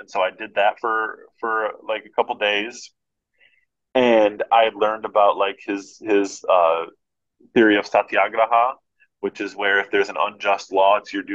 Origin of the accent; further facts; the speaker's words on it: United States; I'm an American